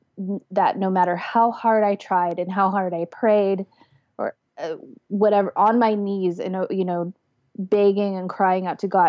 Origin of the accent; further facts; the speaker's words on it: Los Angeles, California, United States; I'm from Los Angeles, or LA proper. I was born in Southern California, raised there my whole life